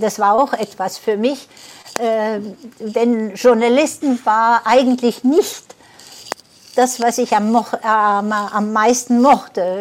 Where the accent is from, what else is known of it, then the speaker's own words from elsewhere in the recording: France; also born or lived in Prien am Chiemsee, Bavaria, Germany; bin aber mit einem Jahr nach Frankreich gebracht worden